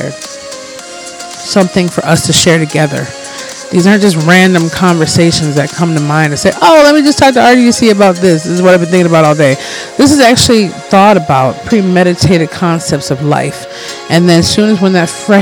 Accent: Minnesota, United States; also born or lived in Detroit, Michigan; I've been here for massively 90% of my life, and I'm a Minnesotan

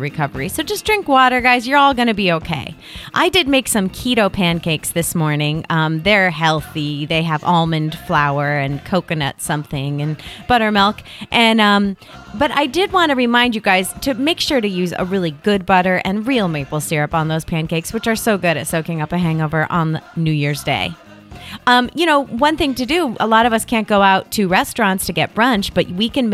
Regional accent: United States; I'm an American.

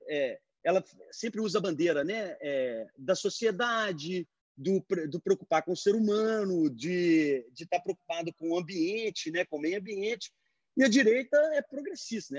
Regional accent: Brazil; now in United States; Eu falo assim, porque eu sou brasileiro

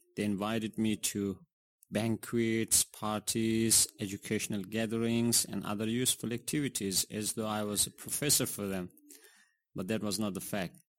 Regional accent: Jaghori district, Ghazni, Afghanistan; now in Makassar, Indonesia; My home country is Afghanistan. I grew up in Jagori district in Ghazni province.

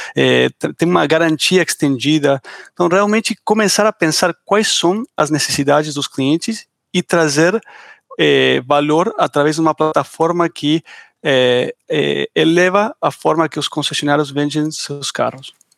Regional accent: Argentina; accent: Argentine; Portuguese is a second language

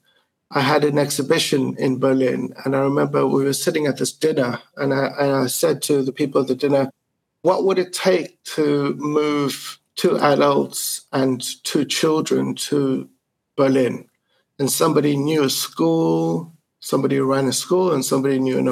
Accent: South Africa; moved away as an adult; also born or lived in Italy; now in Germany; I was born in 1970 in South Africa in the midst of apartheid

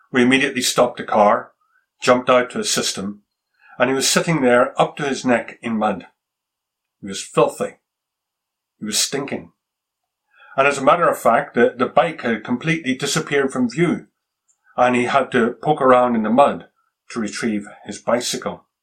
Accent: Japan; I can remember as a boy growing up in Japan, traveling one day with my father through the rice fields in the countryside outside of Tokyo.

